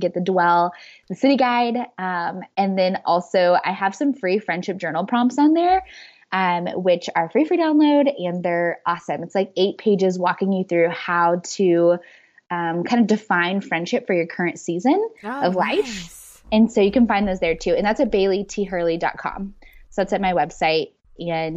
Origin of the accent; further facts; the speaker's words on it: Midwest, United States; moved away; I grew up in the Midwest